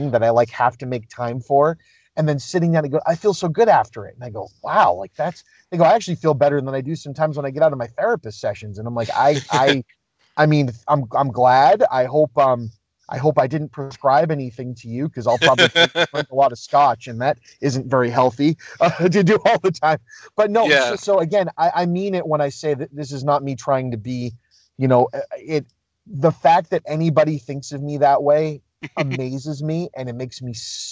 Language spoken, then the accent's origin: English; Boston, Massachusetts, United States; growing up in the Boston area